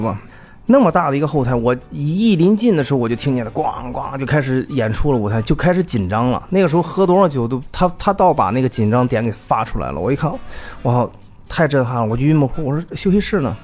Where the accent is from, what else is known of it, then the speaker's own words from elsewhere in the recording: China; 我们是来自中国